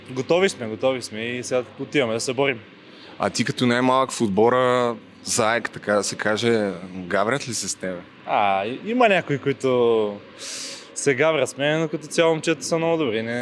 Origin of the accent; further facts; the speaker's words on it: Burgas, Burgas Province, Bulgaria; Ми, от Бургас съм, не може. Ние от Бургас сме само такива, на Перди.